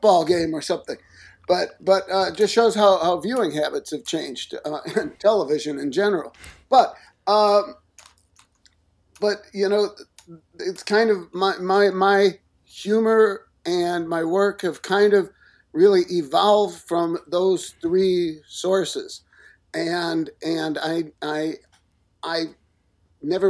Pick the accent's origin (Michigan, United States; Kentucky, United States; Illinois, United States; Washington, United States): Illinois, United States; Chicago; I grew up in the suburbs of Chicago.